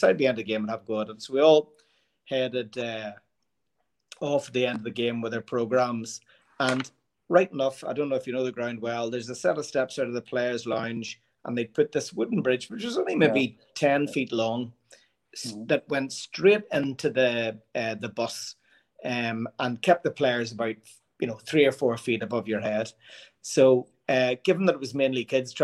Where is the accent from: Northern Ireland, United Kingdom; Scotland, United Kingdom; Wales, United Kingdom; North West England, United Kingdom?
Northern Ireland, United Kingdom; Belfast; I'm from Belfast.